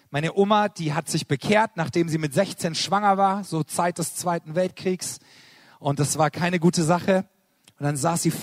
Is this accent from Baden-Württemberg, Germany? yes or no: yes; Karlsruhe, Baden-Württemberg, Germany; Ich komme aus Karlsruhe